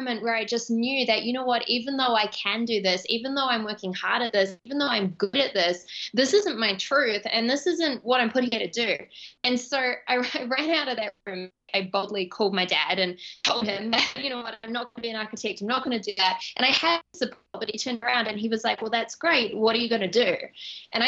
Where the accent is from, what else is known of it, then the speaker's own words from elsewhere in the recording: Auckland, New Zealand; moved away; I grew up in Auckland, New Zealand